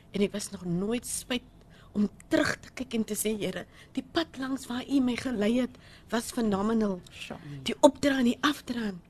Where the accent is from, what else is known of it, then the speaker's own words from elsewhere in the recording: Manenberg, Western Cape, South Africa; ek gebore Loupshire. Ehm um, ja, ek het in Menenberg groot